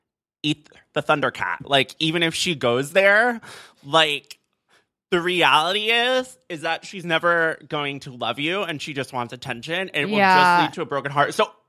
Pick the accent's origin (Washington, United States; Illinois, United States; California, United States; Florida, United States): Florida, United States; Miami; I'm from Miami, bitch, and I don't give a shit.